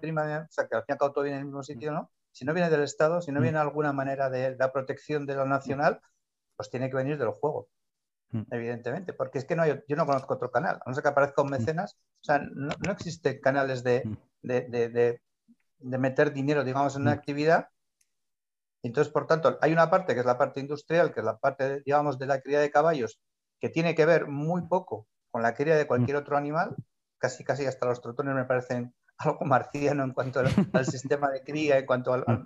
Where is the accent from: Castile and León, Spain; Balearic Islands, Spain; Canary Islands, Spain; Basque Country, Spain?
Basque Country, Spain; San Sebastián; moved away; mi pueblo sí es Donosti